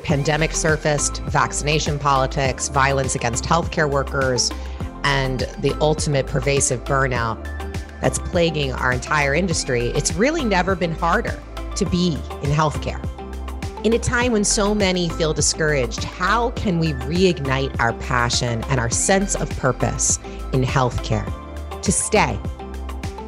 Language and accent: English; Philadelphia, Pennsylvania, United States; joining us today from Philadelphia, my hometown.